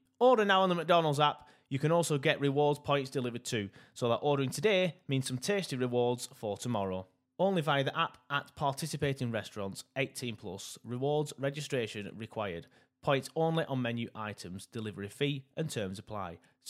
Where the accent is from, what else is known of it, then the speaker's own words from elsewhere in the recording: Burnley, North West England, United Kingdom; now in Leeds, United Kingdom; Because I'm from Burnley, and I support Burnley